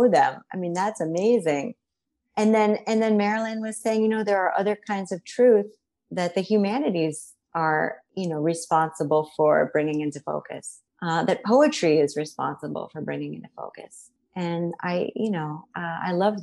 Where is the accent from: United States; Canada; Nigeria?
United States; Miami, Florida; moved away; I grew up in Miami, Florida